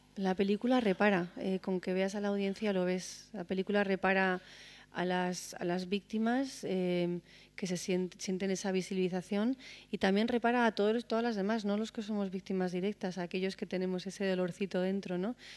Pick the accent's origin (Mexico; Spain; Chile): Spain; como española